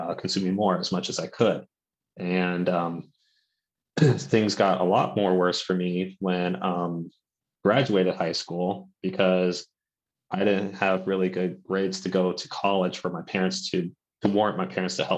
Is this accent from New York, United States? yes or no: no; Santa Barbara, California, United States; now in Sacramento County, United States; I'm originally from Santa Barbara